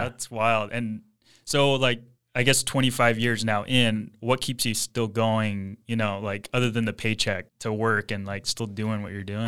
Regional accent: Ventura, California, United States; I grew up Ventura, born and raised

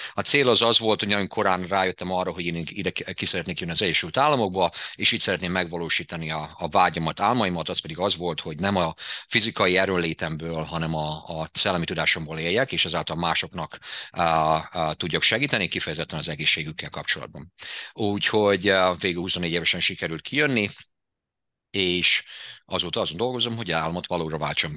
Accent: Debrecen, Hajdú-Bihar, Hungary; moved away; Debrecenből jöttem

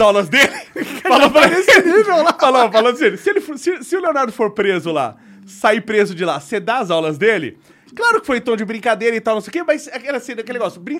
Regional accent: Brazil; me padre, italiano, sou nato qua

